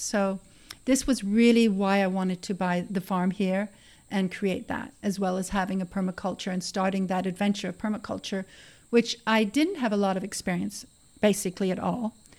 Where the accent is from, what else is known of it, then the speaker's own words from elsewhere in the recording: Canada; now in Costa Rica; I was born in Canada, of course, and I grew up with horses in the country.